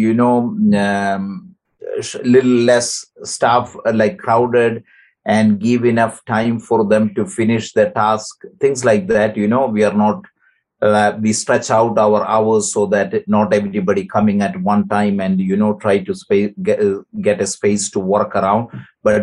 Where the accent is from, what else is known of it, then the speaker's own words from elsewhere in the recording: Kerala, India; moved away as an adult; now in Ottawa, Canada; I come from Kerala, where is the neighboring state of Tamil Nadu